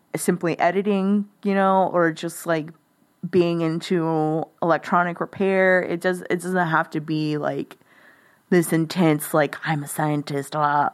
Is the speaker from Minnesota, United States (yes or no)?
no; Live Oak County, Texas, United States; moved away as an adult; also born or lived in Corpus Christi, Texas; now in Austin, United States; I'm from a rural county. Like that's where I grew up. I grew up in Live Oak County.